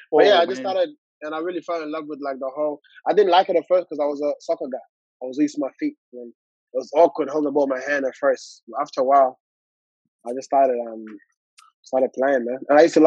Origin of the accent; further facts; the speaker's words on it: Armadale, Western Australia, Australia; It was like a little community there. It was called Armadale Lions.